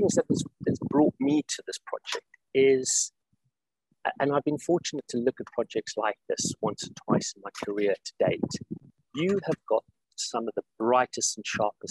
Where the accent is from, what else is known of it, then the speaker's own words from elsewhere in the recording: South Africa; moved away as an adult; also born or lived in Middle East / United Kingdom / United States; now in Saudi Arabia; I'm not from Saudi originally. I'm originally from South Africa and have spent the last 25, 26 years working globally. I've done 10 years previously in the Middle East. I've done 15 years in the UK